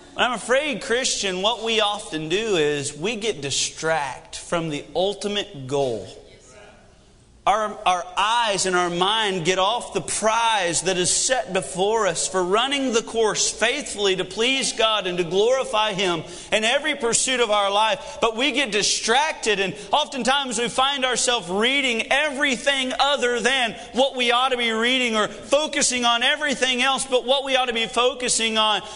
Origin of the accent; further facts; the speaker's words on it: United States; I am discouraged as an American